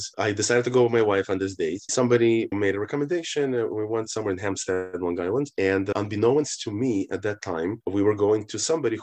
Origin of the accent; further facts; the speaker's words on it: Kyiv, Ukraine; moved away; I'm actually from Kiev, Ukraine